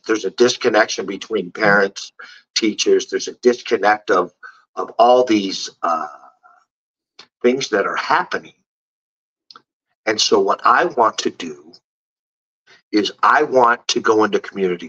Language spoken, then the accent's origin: English; San Francisco, California, United States; moved away; I'm from San Francisco. I love my hometown